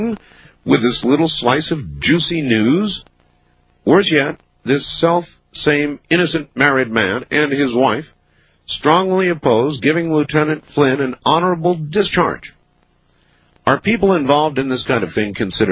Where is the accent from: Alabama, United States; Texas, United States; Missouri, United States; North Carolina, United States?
North Carolina, United States; Camp Lejeune; My mother was a drill instructor at Camp Lejeune, which is where I was born in North Carolina.